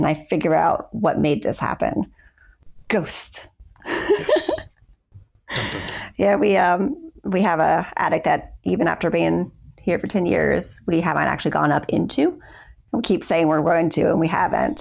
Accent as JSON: {"language": "English", "region": "Florida", "country": "United States", "tie": "born or raised there", "said": "I was born and raised in Florida"}